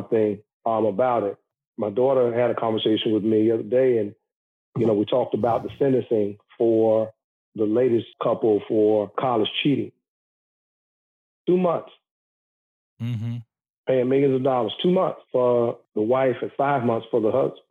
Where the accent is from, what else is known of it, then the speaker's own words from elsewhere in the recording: the South, United States; I grew up in the South